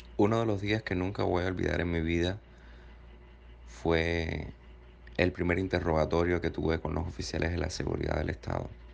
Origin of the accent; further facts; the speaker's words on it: Cuba; moved away as an adult; Me marché de Cuba